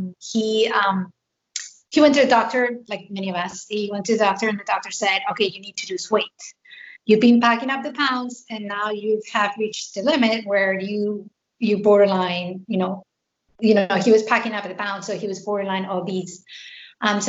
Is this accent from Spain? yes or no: yes; Spain; moved away as an adult; now in Pennsylvania, United States; I am a transplant. I am originally from Spain, and I moved here 12 years ago